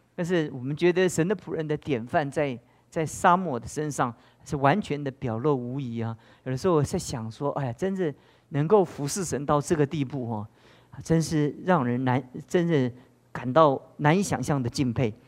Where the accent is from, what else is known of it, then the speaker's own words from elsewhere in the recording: Taiwan; 我们台湾也越来越像这样，跟中国大陆一样